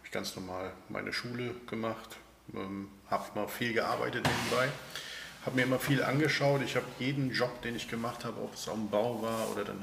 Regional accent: Bergheim, North Rhine-Westphalia, Germany; Der Ursprung ist Bergheim Fliehsteden. Da bin ich aufgewachsen auf einem kleinen Bauernhof mitten im Dorf.

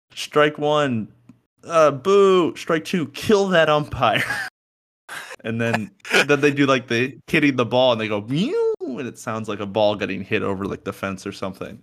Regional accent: New York area, United States; moved away; as a New Yorker

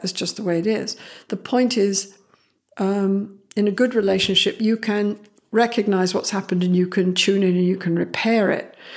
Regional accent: Canada; I am Canadian, I'm very proud of it

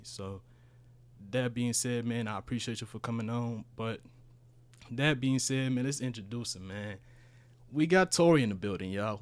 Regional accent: Houston, Texas, United States; first language Spanish; English is a second language; also born or lived in Honduras; I moved here when I was, what, eleven?

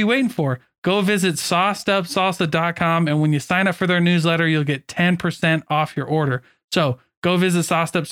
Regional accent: Midwest, United States; I grew up in the Midwest

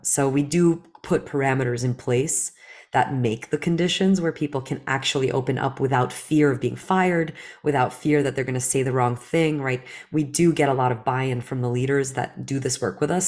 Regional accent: New Jersey, United States; English is a second language; also born or lived in Belarus; as a woman growing up in New Jersey

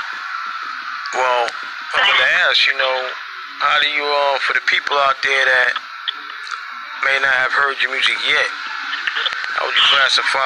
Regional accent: New York City, New York, United States; I'm from Brooklyn, too

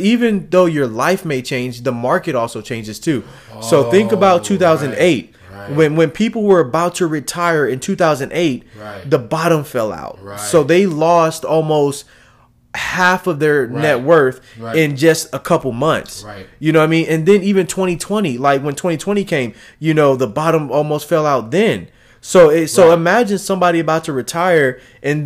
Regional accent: Philadelphia, Pennsylvania, United States; moved away; also born or lived in Houston, Texas; I'm from Philadelphia, man. I'm from places where I'm from Philadelphia, where they call it the projects, to move to Houston, Texas

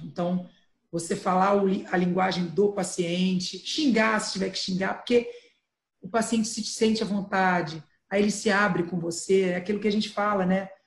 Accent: Santo Antônio de Pádua, Rio de Janeiro, Brazil; eu sou roceira, eu nasci em Santo Antônio de Pádua

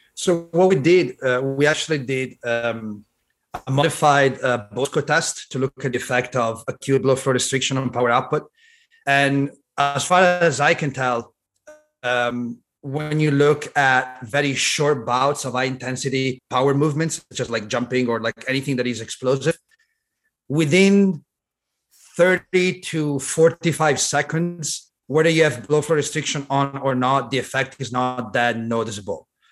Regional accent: Italy; now in Long Beach, United States; I was born and raised in Italy, so I grew up in Italy.

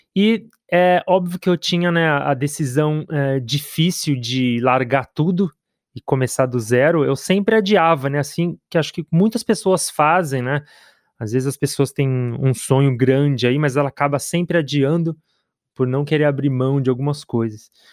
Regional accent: Brazil; moved away as an adult; now in London, United Kingdom; eu, como todos os, os brasileiros

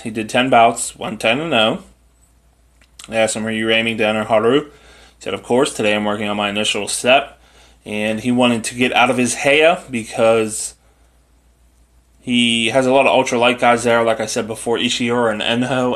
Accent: United States; I'm an American

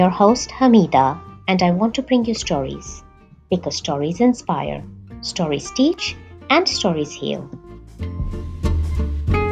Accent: Mumbai, Maharashtra, India; I grew up in Mumbai, India

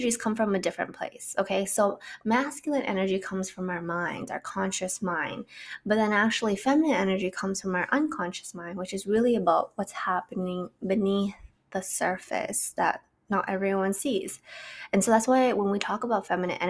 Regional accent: Canada; I'm from Canada

